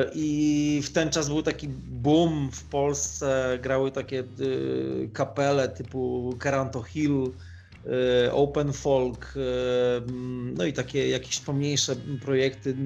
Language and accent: Polish; Turek, Greater Poland, Poland; moved away; also born or lived in Łódź / Radom / Warsaw; sam pochodzę z Turku koło Konina Kalisza, czyli z, z Polski Centralnej